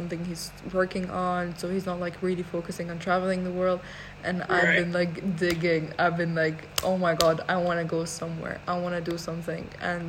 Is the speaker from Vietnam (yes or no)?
no; Iraq; also born or lived in Iran; Okay, I'm from Iraq and Iran.